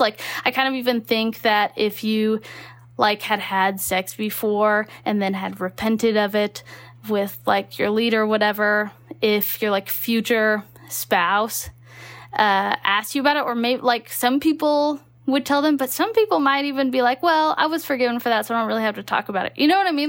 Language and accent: English; Texas, United States; moved away; also born or lived in Utah; I grew up in Texas